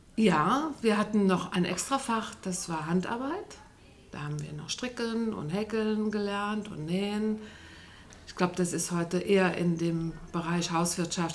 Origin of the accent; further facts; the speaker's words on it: Mirbach, Germany; in Mirbach, du kennst ja den Ort, wo ich groß geworden bin, der war ja ganz klein, Sebastian, 100 Einwohner nur